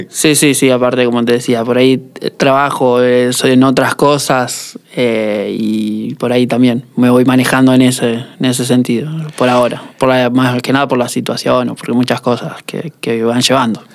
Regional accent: Rosario, Santa Fe, Argentina; soy de, Rosario

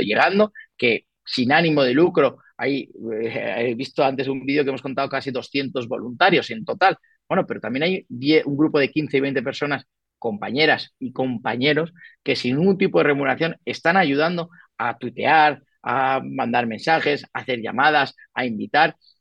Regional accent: Colombia; now in Madrid, Spain; Yo soy nacido en Colombia

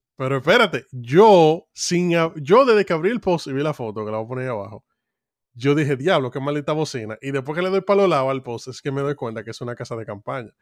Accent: Dominican Republic; como dominicano en República Dominicana

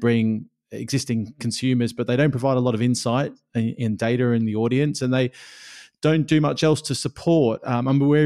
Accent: Australia; growing up in Australia

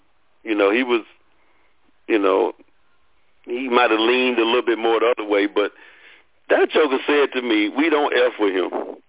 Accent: Birmingham, Alabama, United States; I told him I grew up in Birmingham

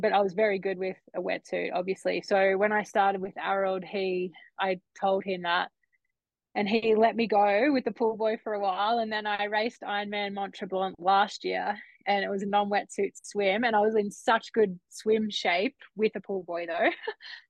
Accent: Australia; being an Aussie kid.

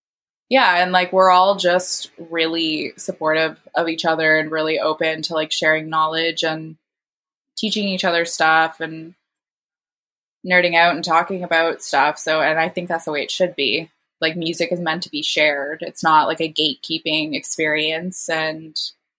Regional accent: Hamilton, Ontario, Canada; moved away; I'm from Hamilton originally

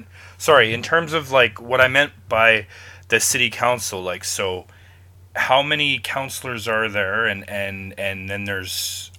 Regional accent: Toronto, Ontario, Canada; I'm from Toronto

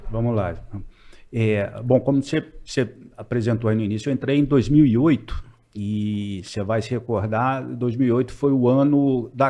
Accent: Belo Horizonte, Minas Gerais, Brazil; eu queria voltar para Belo Horizonte, eu sou de Belo Horizonte

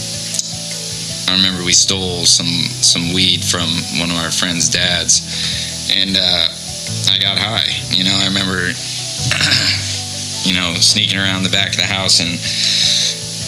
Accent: Mesa, Arizona, United States; I grew up here in Mesa, Arizona, born and raised

